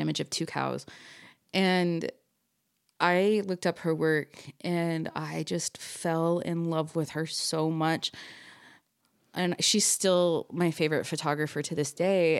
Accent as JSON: {"language": "English", "area": "Orange County", "region": "California", "country": "United States", "tie": "born or raised there", "moved": "as an adult", "lives_now": "Salt Lake City, United States", "said": "I was born and raised in Orange County, California, but now I mean, I moved here when I was twenty-one"}